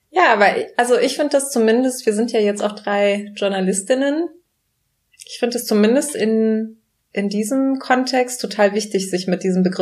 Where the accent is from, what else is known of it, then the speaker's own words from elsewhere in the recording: Germany; ich habe die deutsche Staatsbürgerschaft, ich bin hier aufgewachsen, ich bin hier sozialisiert